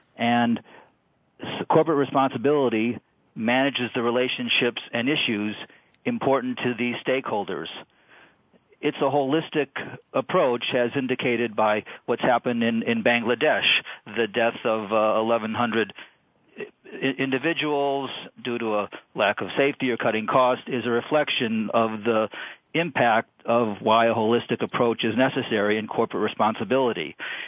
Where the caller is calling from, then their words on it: Chicago, Illinois, United States; I'm calling from Chicago.